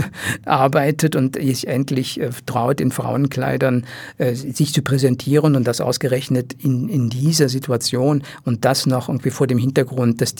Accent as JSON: {"language": "German", "region": "Rhineland", "country": "Germany", "said": "Und wie gesagt, ich komme aus dem Rheinland und habe immer noch einige äh, Kontakte zu, zu, zu meiner Heimatwelt."}